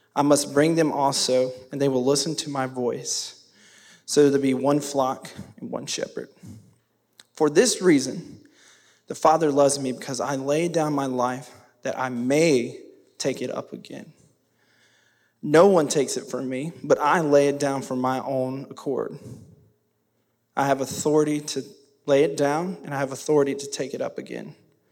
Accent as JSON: {"language": "English", "town": "Madison", "region": "North Carolina", "country": "United States", "said": "I'm from Madison."}